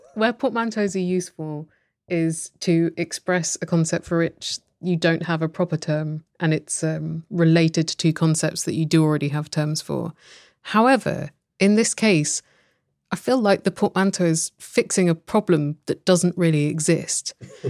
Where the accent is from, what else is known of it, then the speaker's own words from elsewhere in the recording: United Kingdom; I come from Britain